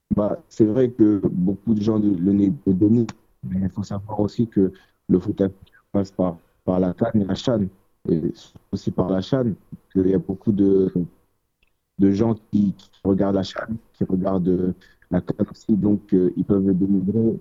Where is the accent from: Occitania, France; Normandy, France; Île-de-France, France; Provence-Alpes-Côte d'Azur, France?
Normandy, France; Évreux; now in Paris, France; À la base, on est de Évreux